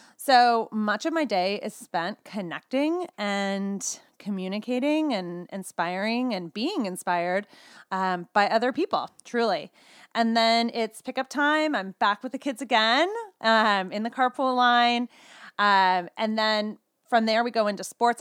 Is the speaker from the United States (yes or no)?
yes; California, United States; now in Boulder, United States; I'm truly a California girl at heart, but currently, my family and I live in Boulder, Colorado